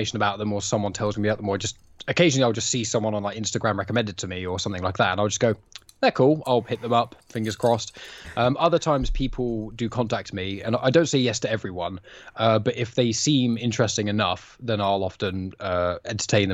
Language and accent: English; England, United Kingdom; So we're all English